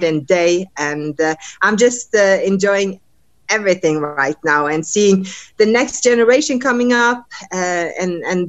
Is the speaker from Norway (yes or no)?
yes; Norway; also born or lived in United States; traveling back and forth from my camp here in the States to Norway, my home country